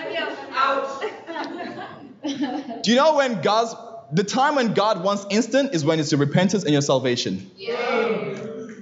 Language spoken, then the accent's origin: English; Johannesburg, Gauteng, South Africa; I grew up in Johannesburg, South Africa